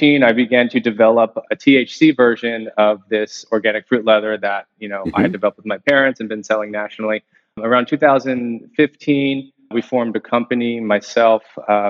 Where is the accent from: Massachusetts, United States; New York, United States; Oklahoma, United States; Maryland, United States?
New York, United States; Long Island; I was born and raised in Long Island, New York